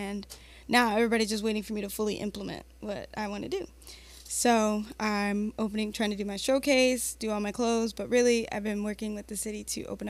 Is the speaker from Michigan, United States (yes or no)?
yes; Detroit, Michigan, United States; also born or lived in Redford, Michigan; I'm from Detroit, but my parents put me in Redford School Systems because it was better.